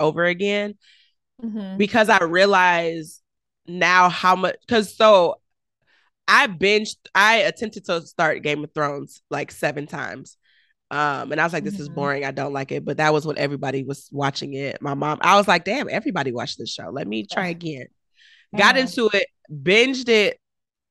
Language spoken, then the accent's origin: English; Detroit, Michigan, United States; I'm a girl from the east side of Detroit